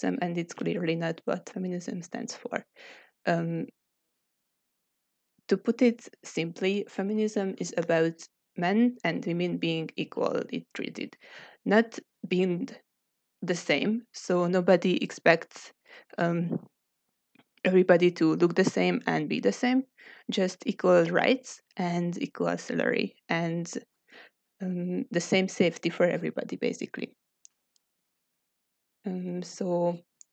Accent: Hungary; from Hungary

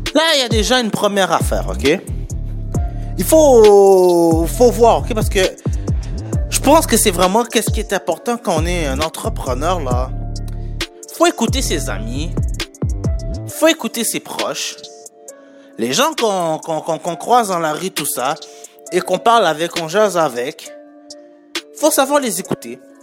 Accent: Montreal, Quebec, Canada; je viens de Montréal, pas de la France

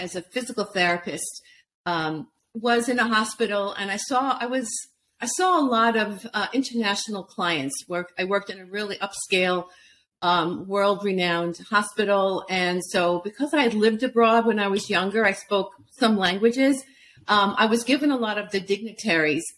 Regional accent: New York City, New York, United States; I'm from Brooklyn

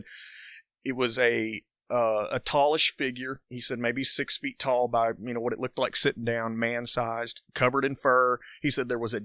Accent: Lawrenceburg, Kentucky, United States; growing up in Lawrenceburg

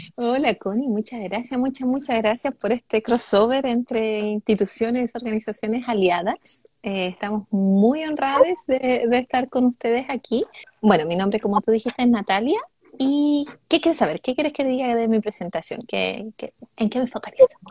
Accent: Calama, Antofagasta, Chile; moved away; Yo soy de Calama, nací en el, en el enterrado hospital de Chuquicamata

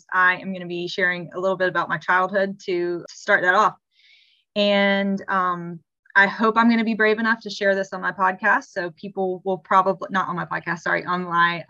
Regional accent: South Carolina, United States; I am from South Carolina

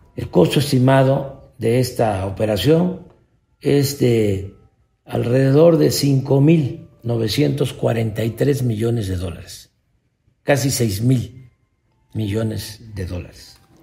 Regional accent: Mexico; nuestro país

